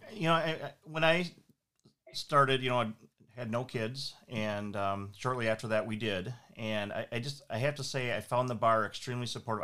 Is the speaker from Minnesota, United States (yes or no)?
yes; Saint Paul, Minnesota, United States; I had the advantage of growing up here, and so I grew up in St. Paul